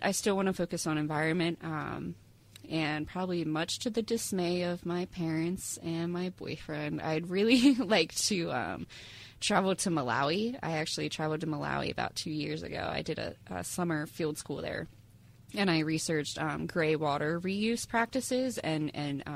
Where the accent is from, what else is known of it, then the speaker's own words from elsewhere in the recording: Pennsylvania, United States; moved away; I'm from Pennsylvania, so I definitely want to move back to Pennsylvania